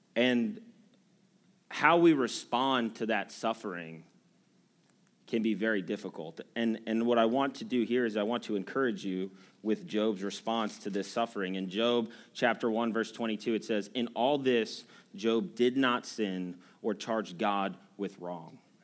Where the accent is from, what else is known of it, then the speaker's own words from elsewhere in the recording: United States; as Americans